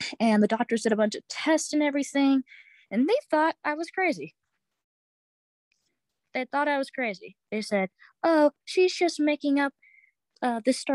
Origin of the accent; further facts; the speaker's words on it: Winston-Salem, North Carolina, United States; now in Westfield, United States; I'm from Winston-Salem, North Carolina, but live in Westfield, Massachusetts